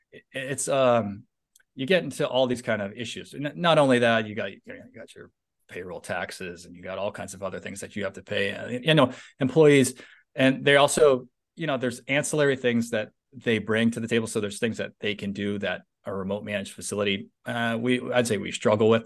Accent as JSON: {"language": "English", "area": "San Francisco Bay Area", "region": "Northern California", "country": "United States", "moved": "yes", "lives_now": "Southern California, United States", "said": "I live in Southern California, although I'm from Northern California, the San Francisco Bay Area"}